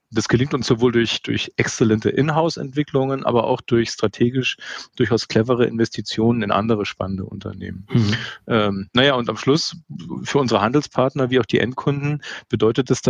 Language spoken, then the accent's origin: German; Munich, Bavaria, Germany; als Münchner kennt man das Gebäude